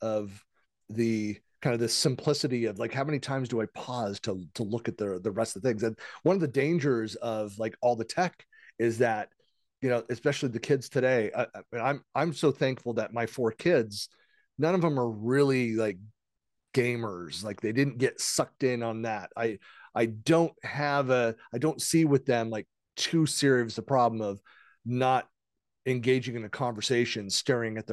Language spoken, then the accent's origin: English; San Francisco East Bay, California, United States; when I was a kid, growing up in the Bay Area, so the San Francisco East Bay